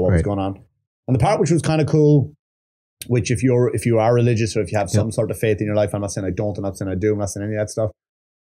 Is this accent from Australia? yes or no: no; Wexford, Leinster, Ireland; Wexford colors, my hometown.